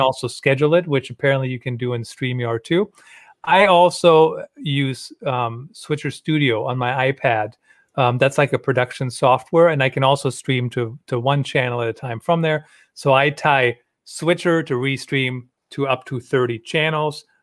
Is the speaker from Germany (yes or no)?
yes; Germany; moved away; I grew up in Germany